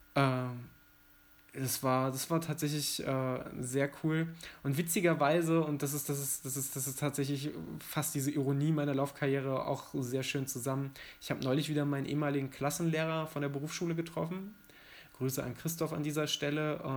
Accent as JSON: {"language": "German", "town": "Mettmann", "region": "North Rhine-Westphalia", "country": "Germany", "tie": "born or raised there", "also_born_or_lived": "Giessen", "moved": "yes", "said": "in meine Heimatstadt zu fahren, nach äh, Mettmann in der Nähe von Düsseldorf und Wuppertal."}